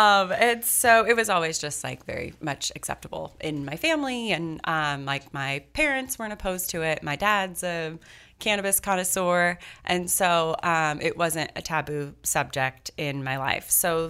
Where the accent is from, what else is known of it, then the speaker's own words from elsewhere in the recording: San Leandro, California, United States; started Kiva in our home kitchen in 2010 in the house I grew up in San Leandro, California, part of the East Bay area.